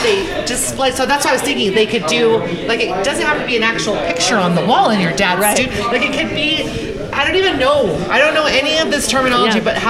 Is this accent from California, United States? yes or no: yes; Santa Barbara, California, United States; now in Utah, United States; I'm born and raised in Santa Barbara.